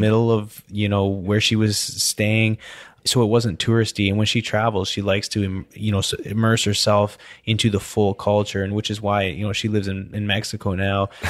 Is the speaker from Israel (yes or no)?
no; British Columbia, Canada; now in Houston, United States; I grew up in British Columbia where I snowboarded all winter